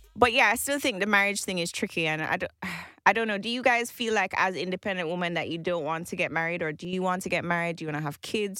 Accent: Jamaica; I grew up in Jamaica in this, in the same house my entire life.

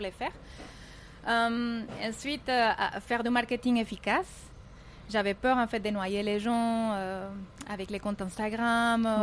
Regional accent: Cali, Valle del Cauca, Colombia; French is a second language; moved away as an adult; also born or lived in Toulouse, France; now in Dubai, United Arab Emirates; moi, je suis née à Cali, c'est dans le sud de la Colombie, euh, et à l'âge de 18 ans, je suis partie en France apprendre les français pour une année.

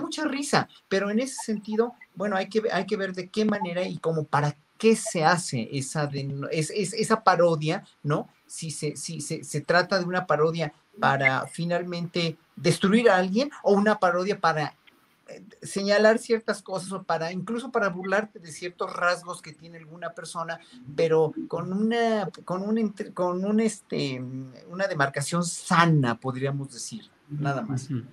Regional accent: Mexico; como somos los mexicanos

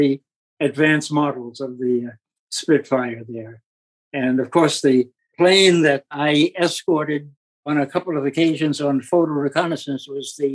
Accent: New York City, New York, United States; my hometown, New York City

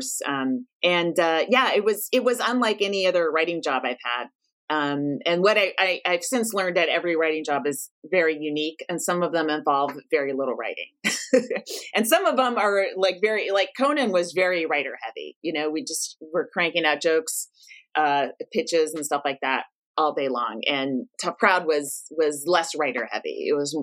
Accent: San Francisco, California, United States; I'm from San Francisco

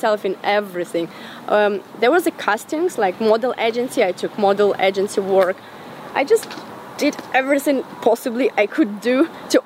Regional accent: Semenivka, Ukraine; moved away; I was born and raised in Ukraine.

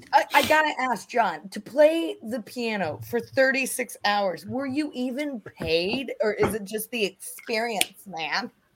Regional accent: United States; I'm an American

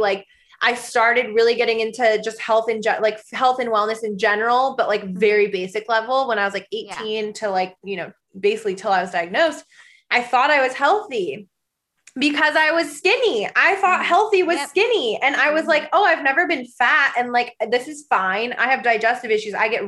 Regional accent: Michigan and Nebraska, Midwest, United States; I grew up in the Midwest. I grew up in Michigan and in Nebraska.

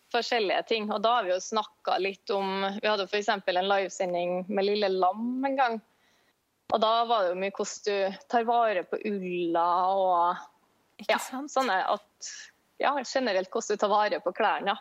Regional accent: Trondheim, Trøndelag, Norway; jeg er fra Trondheim

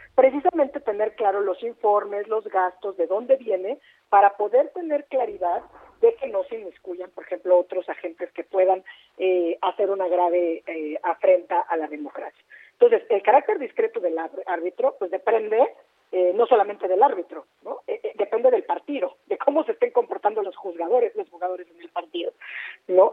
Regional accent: Mexico; como mexicanas y como mexicanos

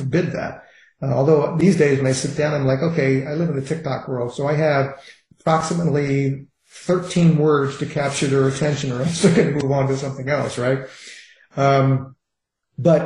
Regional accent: Richmond, Virginia, United States; when I grew up in Richmond, Virginia, in a heavily racist, heavily segregated society

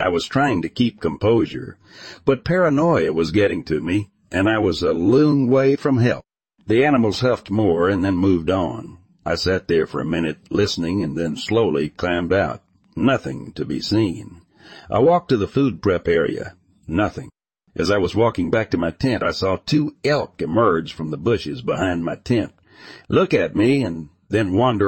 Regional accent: Texas, United States; I grew up in North Texas, south of Fort Worth. We lived in a small town whose name I will not mention.

